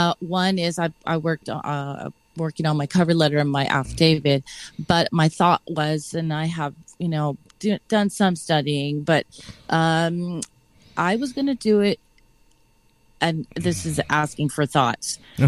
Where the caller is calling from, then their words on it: California, United States; No, Sonoma County. I'm the Bohemian.